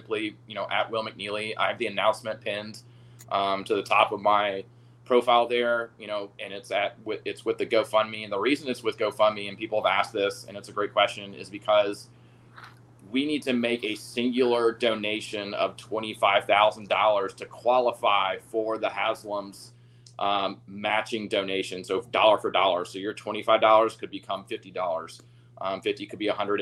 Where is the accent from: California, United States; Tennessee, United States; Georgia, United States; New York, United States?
Georgia, United States; Atlanta; now in Cartersville, United States; I'm from Atlanta, born and raised.